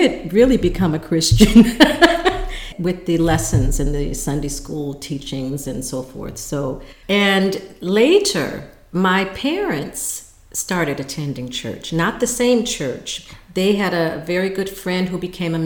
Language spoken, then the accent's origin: English; Detroit, Michigan, United States; I'm from Detroit, which many of you know is the city of Motown, the Motor City.